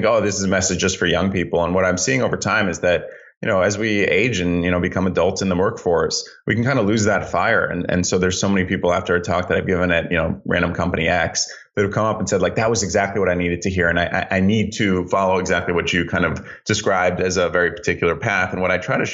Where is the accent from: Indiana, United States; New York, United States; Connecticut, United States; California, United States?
Connecticut, United States; Greenwich; I grew up in Greenwich, Connecticut. We moved there when I was four.